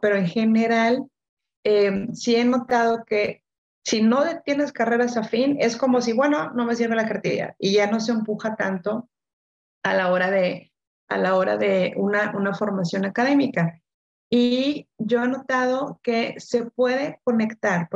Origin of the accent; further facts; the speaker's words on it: Monterrey, Nuevo León, Mexico; yo soy de Monterrey, ya regresé a Monterrey